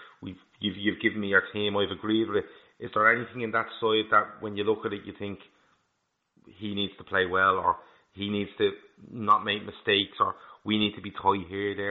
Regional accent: Ireland; as an Irish person

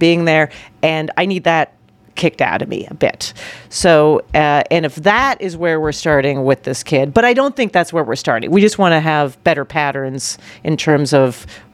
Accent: Canada; now in New York, United States; I grew up in Canada

